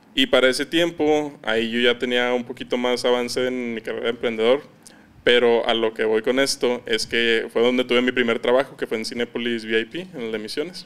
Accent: Ciudad Juárez, Chihuahua, Mexico; accent: norteño; also born or lived in Campeche, Mexico; tengo prácticamente toda mi vida viviendo en Ciudad Juárez, pero yo soy nacido en Campeche

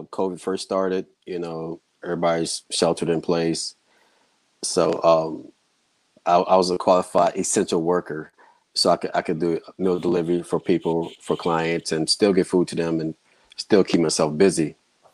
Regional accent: New Orleans, Louisiana, United States; now in Los Angeles, United States; I'm not from LA originally. I'm from New Orleans, so. Born, have a Southern background

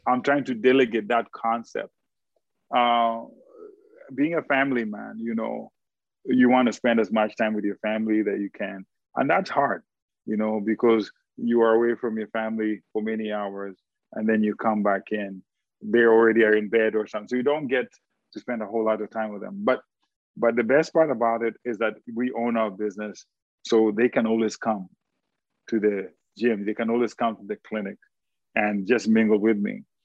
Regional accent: Kenya; now in United States; being a Kenyan

